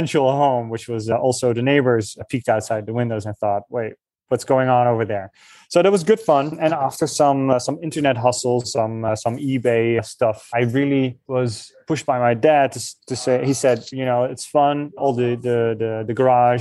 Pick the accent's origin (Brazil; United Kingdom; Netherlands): Netherlands; moved away; I'm from the Netherlands